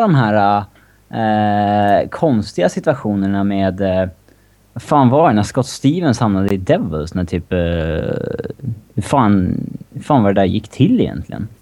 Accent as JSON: {"language": "Swedish", "town": "Upplands Väsby", "region": "Stockholm County", "country": "Sweden", "said": "Väsbykille, tror jag. Om jag är- ja, där jag kommer ifrån i Stockholm"}